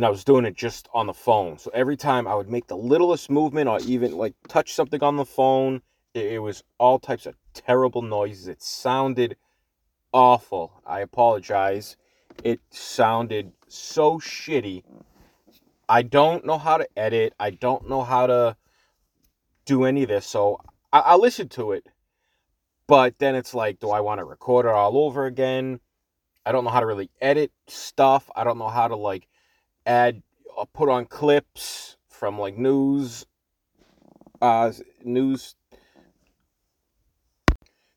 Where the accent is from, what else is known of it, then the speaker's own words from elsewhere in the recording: Boston, Massachusetts, United States; accent: Boston; my whole life I'm from Boston, from Massachusetts, so the Boston accent is normal to us